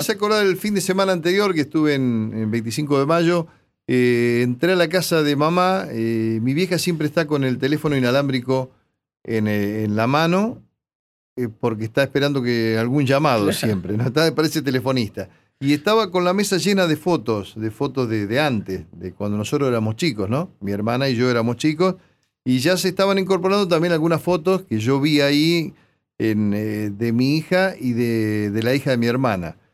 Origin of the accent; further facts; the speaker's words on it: 25 de Mayo, Buenos Aires Province, Argentina; moved away; los clubes de, de mi pueblo, el Club Argentino, el Club Alumni, Juventud Unida, Plaza España, este, esportivo del cual yo participaba